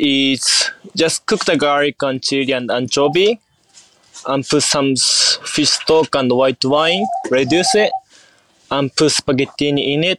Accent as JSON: {"language": "English", "country": "Japan", "tie": "born there", "second_language": "English", "said": "of course I was born in Japan, so like I love Japan."}